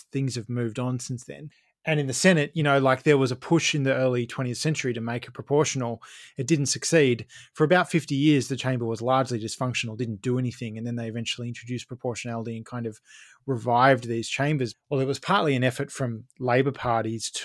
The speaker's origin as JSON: {"language": "English", "country": "Australia", "said": "as an Australian"}